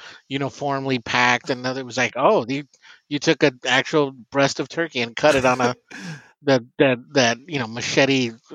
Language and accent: English; Denver, Colorado, United States; I grew up in Denver